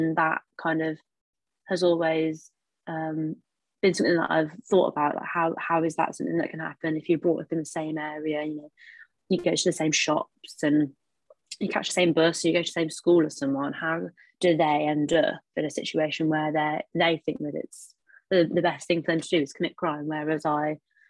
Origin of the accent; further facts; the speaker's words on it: Wolverhampton, West Midlands, United Kingdom; accent: Black Country; moved away as an adult; now in Worcester, United Kingdom; from Wolverhampton. It's relatively deprived. I'm from central Wolverhampton